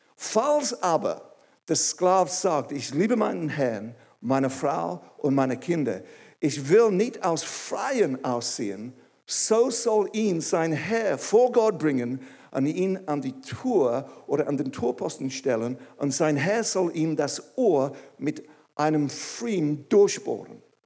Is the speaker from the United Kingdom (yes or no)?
yes; England, United Kingdom; German is a second language; moved away as an adult; now in Switzerland; Ich bin ursprünglich aus England. Vielleicht merkt es irgendwie. Und ich habe Deutsch gelernt in der Schweiz